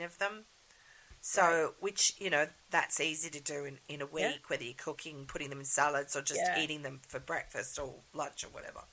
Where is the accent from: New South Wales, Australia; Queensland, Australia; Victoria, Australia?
New South Wales, Australia; Sydney; being born and raised in Sydney